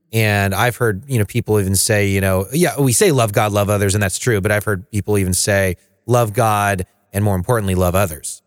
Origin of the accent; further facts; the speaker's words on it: the Bible Belt, United States; I grew up in the Bible Belt.